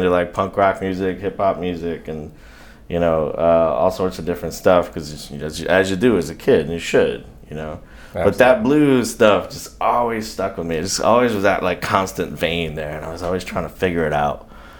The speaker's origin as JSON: {"language": "English", "town": "Saratoga Springs", "region": "New York", "country": "United States", "tie": "born or raised there", "moved": "yes", "said": "I grew up in upstate New York, a little town called Saratoga Springs, New York."}